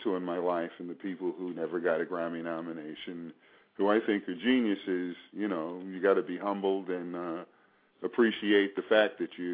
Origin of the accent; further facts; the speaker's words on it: New York City, New York, United States; moved away; we're both originally from Staten Island, New York